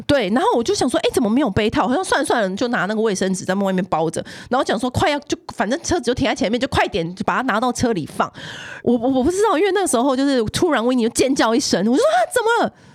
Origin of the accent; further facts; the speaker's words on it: Taiwan; 我们台湾人很沉迷水晶